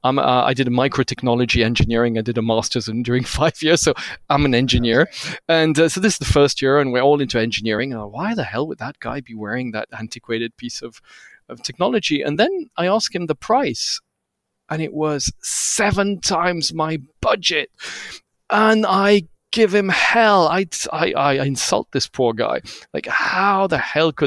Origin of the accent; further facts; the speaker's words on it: Switzerland; I looked like a little Swiss boy. I didn't speak Hindi.